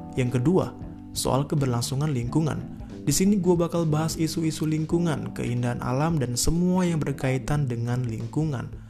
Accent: Depok, West Java, Indonesia; gue berasal dari Depok

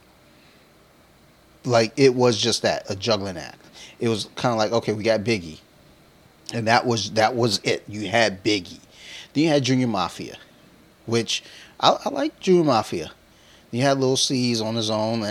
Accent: Detroit, Michigan, United States; moved away; growing up in Detroit

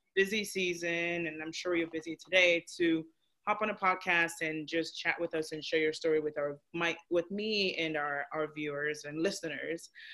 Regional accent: Nigeria; I'm Nigerian

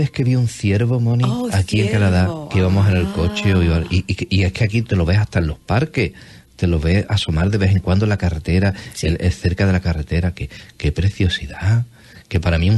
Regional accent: Cádiz, Andalusia, Spain; accent: gaditano, andaluz; tengo el acento gaditano

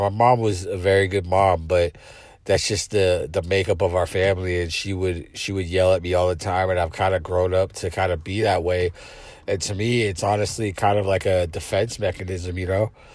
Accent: South San Francisco, California, United States; my hometown, South City

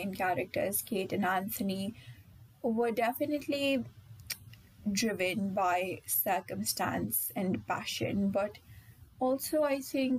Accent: India; being an Indian

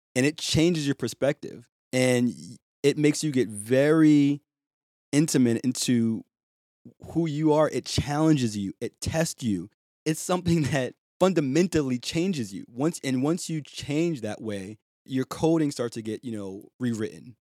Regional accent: Boston, Massachusetts, United States; with a A H at the end instead of E R, 'cause I'm from Boston

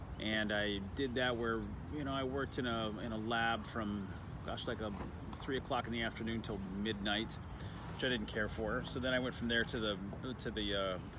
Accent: Austin, Texas, United States; It's my hometown

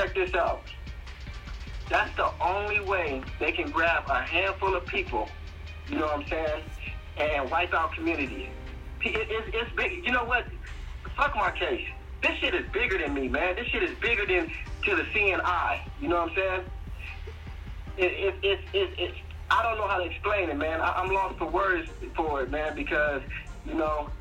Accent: Chicago, Illinois, United States; I'm from Chicago.

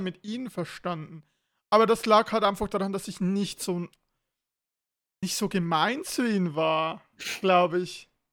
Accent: Switzerland; wo ich in die Oberstufe kam bei uns in der Schweiz

